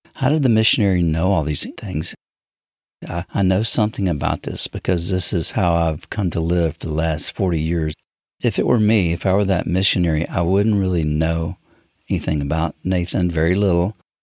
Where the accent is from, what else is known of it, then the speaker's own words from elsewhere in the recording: United States; I'm not African, I'm a, I'm American